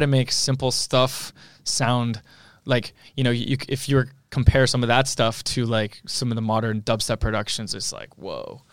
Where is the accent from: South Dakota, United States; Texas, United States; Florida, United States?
Florida, United States; South; moved away as an adult; now in Los Angeles, United States; growing up in South Florida